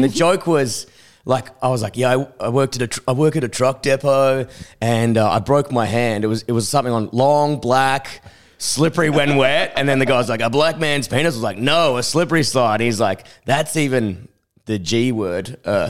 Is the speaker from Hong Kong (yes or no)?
no; Perth, Western Australia, Australia; I'm from Perth?